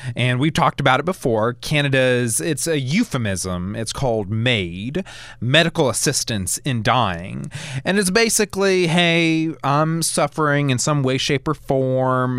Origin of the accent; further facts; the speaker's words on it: United States; moved away as an adult; now in Alabama, United States; I come from the Maryland, D C, Virginia area